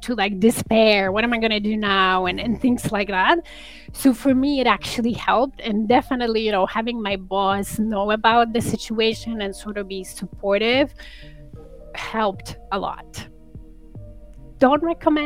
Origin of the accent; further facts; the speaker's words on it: Poland; now in Canada; so I'm an immigrant to Canada, and I come from Poland.